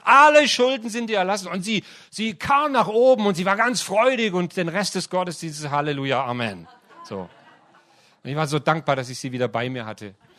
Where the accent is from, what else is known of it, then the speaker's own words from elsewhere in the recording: Heilbronn, Baden-Württemberg, Germany; moved away; also born or lived in Ludwigsburg; Ich bin in Heilbronn aufgewachsen und habe in Ludwigsburg studiert